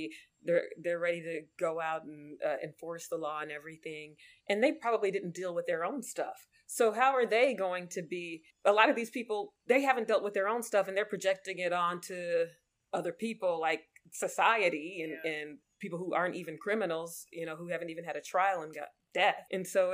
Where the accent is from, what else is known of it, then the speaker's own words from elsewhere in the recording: United States; I was born in America.